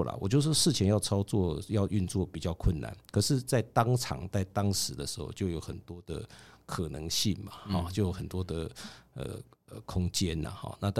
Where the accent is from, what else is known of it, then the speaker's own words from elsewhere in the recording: Taiwan; 我们一直就是中华民国台湾嘛